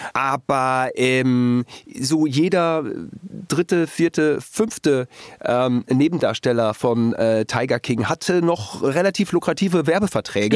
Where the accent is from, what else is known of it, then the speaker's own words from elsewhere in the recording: Germany; als Deutscher